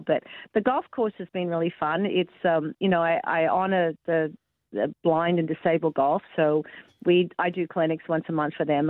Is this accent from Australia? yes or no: yes; Sydney, New South Wales, Australia; moved away as an adult; now in Tampa, United States; my hometown in Sydney